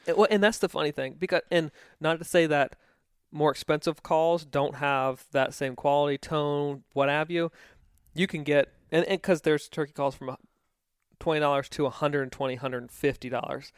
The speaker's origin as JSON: {"language": "English", "region": "East Coast", "country": "United States", "tie": "born or raised there", "said": "I grew up on the East Coast"}